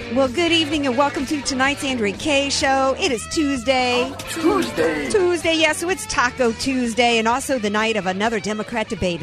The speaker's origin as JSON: {"language": "English", "region": "the South", "country": "United States", "said": "I'm a Southerner."}